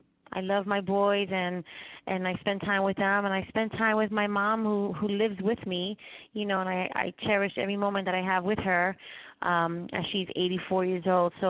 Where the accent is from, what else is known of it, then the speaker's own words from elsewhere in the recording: New York City, New York, United States; moved away as an adult; now in Florida, United States; I was born and raised in New York City, Spanish Harlem, and I currently live in Florida for the past 9 years.